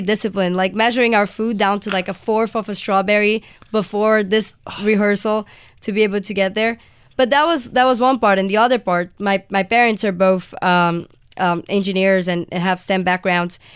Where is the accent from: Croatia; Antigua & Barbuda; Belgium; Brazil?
Brazil; moved away as an adult; now in United States; I'm from Brazil originally, and I just came to the U S for college